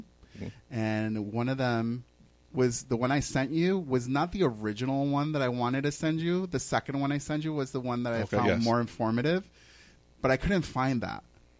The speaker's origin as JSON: {"language": "English", "town": "Massapequa", "region": "New York", "country": "United States"}